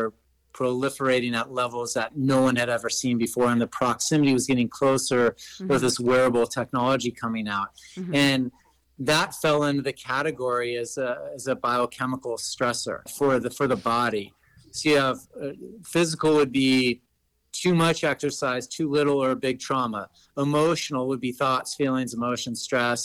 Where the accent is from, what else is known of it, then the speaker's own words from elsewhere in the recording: Los Angeles, California, United States; I grew up in Los Angeles, California